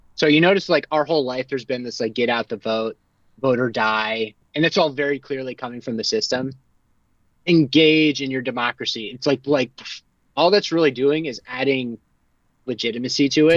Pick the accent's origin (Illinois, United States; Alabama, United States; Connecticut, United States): Connecticut, United States; I'm from Connecticut.